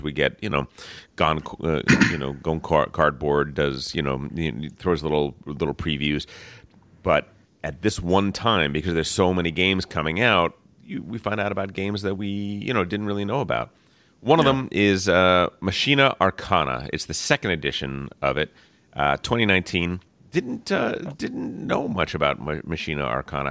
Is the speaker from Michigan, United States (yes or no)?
no; New Jersey, United States; moved away; I am from New Jersey originally